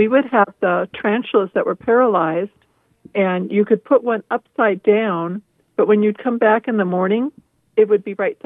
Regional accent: Riverside, California, United States; also born or lived in Chino, California; I grew up in Riverside and Chino area

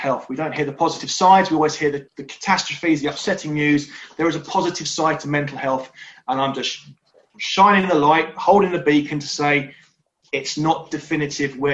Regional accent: Surrey, South East England, United Kingdom; born and bred in Surrey, live in Cobham

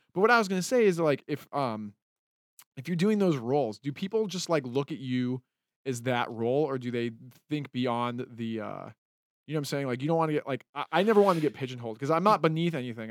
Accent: Utah, United States; moved away as an adult; also born or lived in California; now in Los Angeles, United States; I grew up in Utah as, like, a, um, I mean, I, I was born in California

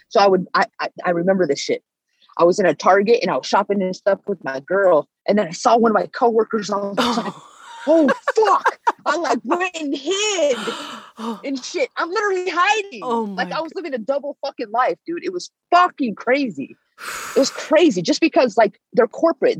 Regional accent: Bay Area, Northern California, United States; moved away as an adult; now in Las Vegas, United States; I'm from Northern California, the Bay Area

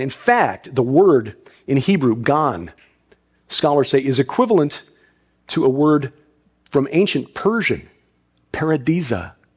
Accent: Chicago, Illinois, United States; I'm from Chicago.

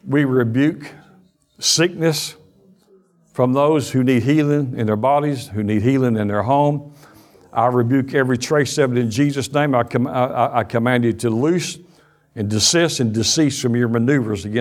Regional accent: Alabama, United States; we're from Alabama

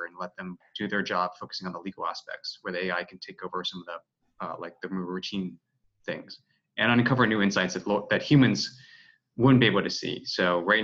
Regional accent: Washington, District of Columbia, United States; now in San Francisco, United States; my hometown of Washington, D.C.

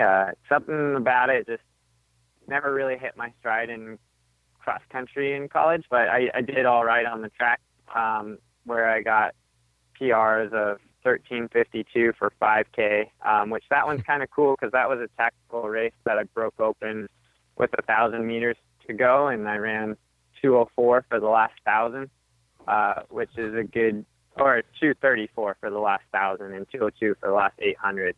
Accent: Arizona, United States; I grew up in Arizona

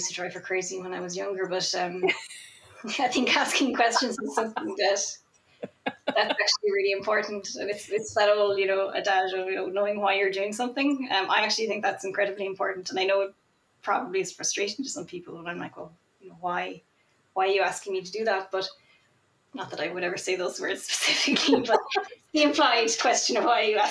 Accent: Ireland; I'm also Irish, and I'm also not from a city. I grew up in a very small country town

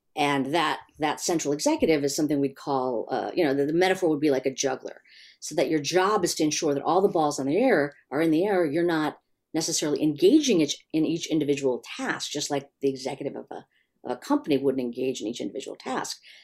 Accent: Chicago, Illinois, United States; I grew up in Chicago

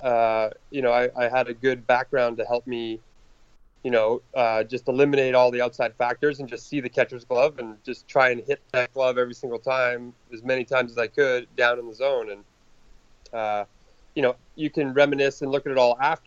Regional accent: Canada; I'm Canadian, born and raised

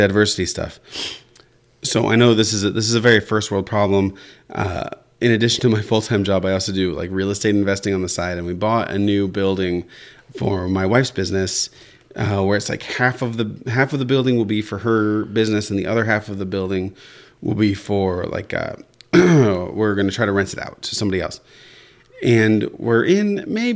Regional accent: Central Illinois, United States; I'm born and raised in Central Illinois

